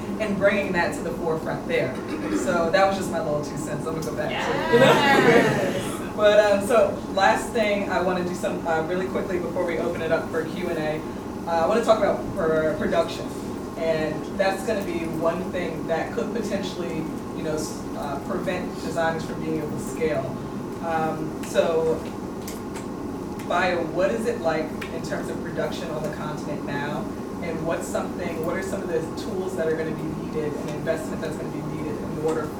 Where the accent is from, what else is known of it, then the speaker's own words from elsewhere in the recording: South Orange, New Jersey, United States; I'm from Jersey. I literally, like, South Orange, New Jersey suburbs. Most of my friends were white growing up.